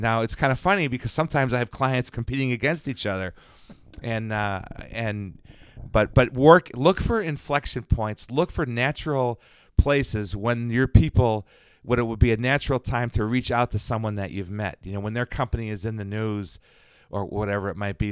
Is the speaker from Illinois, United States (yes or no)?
yes; Chicago, Illinois, United States; moved away; Chicago, sir, White Sox, and that Cubs